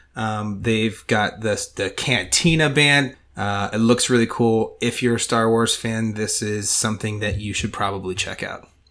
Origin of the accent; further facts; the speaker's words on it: Ohio, United States; we're from Ohio